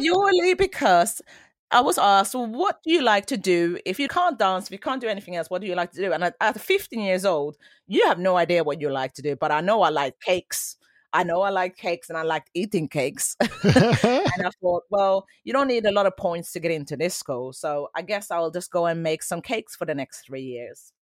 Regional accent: Sweden; moved away; also born or lived in Colombia; I grew up in Sweden in the eighties.

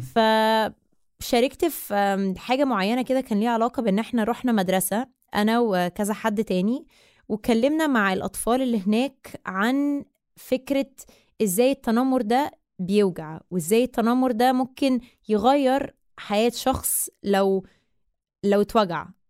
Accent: Egypt; أنا مصرية أه، من أم من الجبل الأسود باباي مصري ومامتي من مونتينيجرو

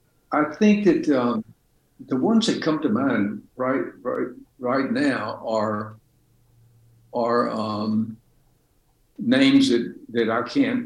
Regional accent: Deep South, United States; as I knew it growing up in the Deep South during segregation

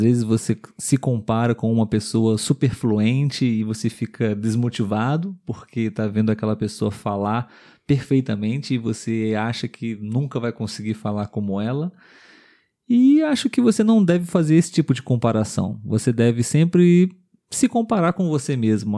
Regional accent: Brazil; somos brasileiros

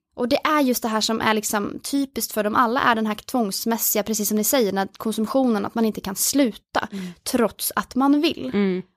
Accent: Oslo, Norway; moved away as an adult; now in Uppsala, Sweden; jag är från Oslo ehm, och flyttade till Uppsala där jag bor nu

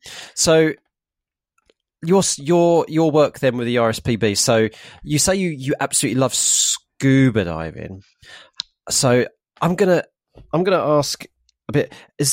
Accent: Harlow, East of England, United Kingdom; growing up in Harlow, in Arlo, in Essex, you know, I I really loved the fact that it was built as a new town and there were pockets of green spaces around.

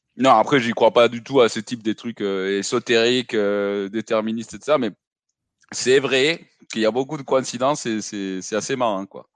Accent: Mexico City, Mexico; moved away; Mexico, je, suis né, j'ai grandi là-bas

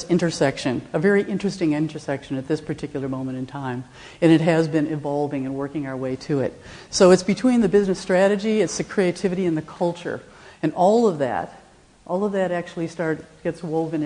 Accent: Rochester, New York, United States; I am from Rochester, New York, where Eastman Kodak comes from

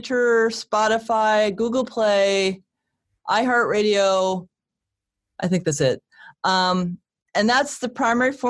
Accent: Connecticut, United States; I grew up in Connecticut

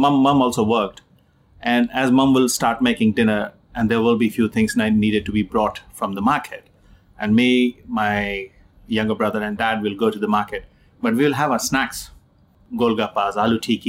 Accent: Jamshedpur, Jharkhand, India; moved away as an adult; now in United Kingdom; I grew up in Jamshedpur

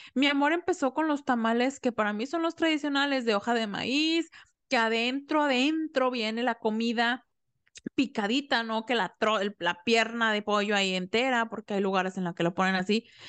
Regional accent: Mexico; yo soy mexicana y aquí en México no se celebra el Thanksgiving

